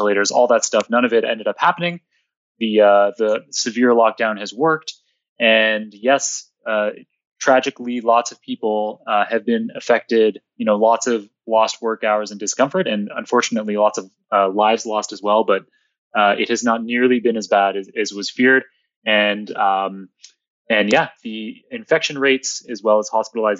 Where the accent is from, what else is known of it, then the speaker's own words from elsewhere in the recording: Toronto, Ontario, Canada; I grew up in downtown Toronto